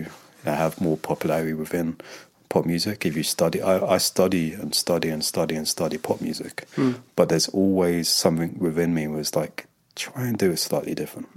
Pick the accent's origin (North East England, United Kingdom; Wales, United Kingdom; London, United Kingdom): London, United Kingdom; moved away as an adult; now in Los Angeles, United States; I'm born and bred in London.